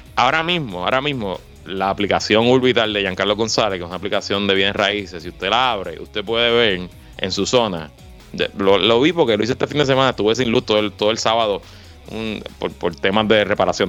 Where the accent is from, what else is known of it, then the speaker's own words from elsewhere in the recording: Puerto Rico; somos menos puertorriqueños que antes